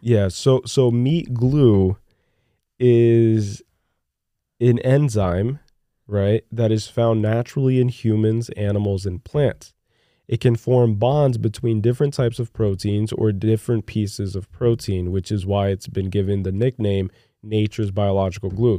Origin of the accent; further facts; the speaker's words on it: Newark, New Jersey, United States; also born or lived in Brazil; growing up in Newark, Newark, New Jersey, Iron Bound area of Newark